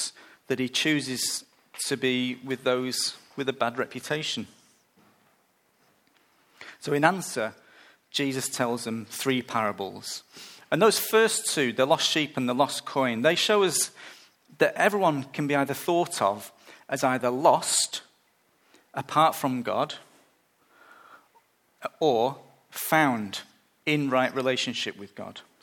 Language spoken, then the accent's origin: English; United Kingdom; moved away; I'm British